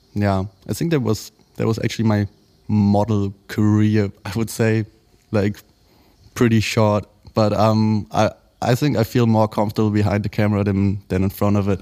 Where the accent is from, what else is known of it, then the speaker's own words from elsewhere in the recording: Berlin, Germany; Berlin bred, um, born and raised in Berlin, actually in Kreuzberg, where I grew up till the age of, I think, four or five